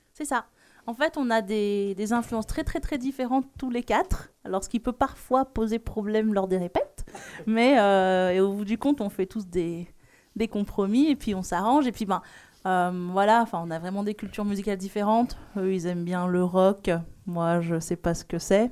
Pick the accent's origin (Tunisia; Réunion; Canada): Réunion; je suis réunionnaise